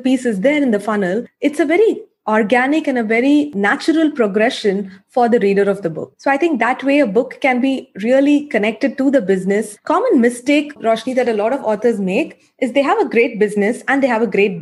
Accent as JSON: {"language": "English", "town": "Chennai", "region": "Tamil Nadu", "country": "India", "said": "I'm from Chennai."}